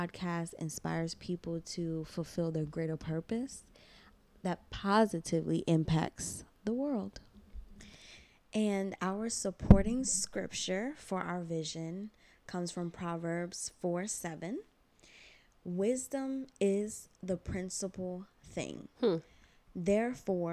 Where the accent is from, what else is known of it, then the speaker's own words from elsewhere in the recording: United States; I am also an American born Ghanaian